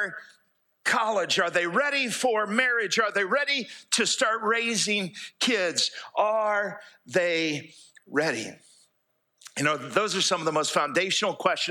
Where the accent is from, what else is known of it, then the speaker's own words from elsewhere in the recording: United States; moved away as an adult; also born or lived in Fairhope, Alabama; I grew up here in East Jackson County